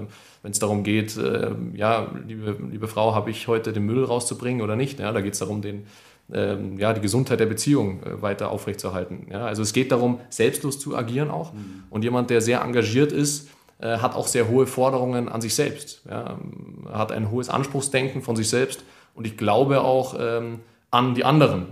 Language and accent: German; Munich, Bavaria, Germany; München ist meine Heimat